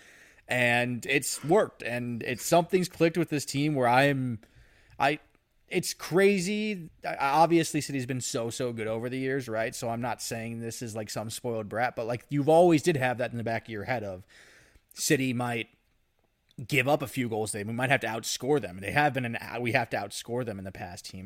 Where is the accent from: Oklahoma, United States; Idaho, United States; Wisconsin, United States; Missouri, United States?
Missouri, United States; I am from Missouri. And if you aren't aware, our motto is the show me state